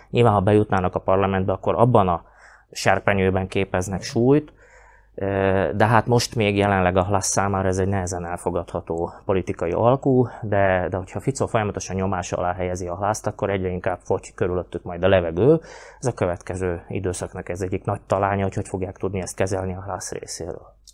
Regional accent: Slovakia; mi itt magyarok vagyunk

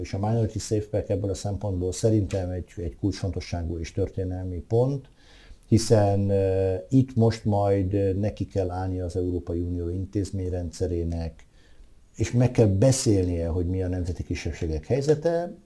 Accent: Veszprém, Veszprém County, Hungary; a szülővárosom

